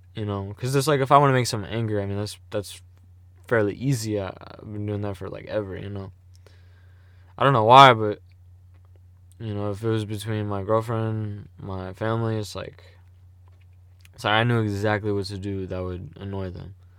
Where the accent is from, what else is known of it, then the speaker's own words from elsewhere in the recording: St. Louis, Missouri, United States; I'm from Saint Louis, you know? Um, the suburbs, but I'm from Saint Louis, you know? Like, yeah, man. And then if you wanna get even more specific, I'm from North County.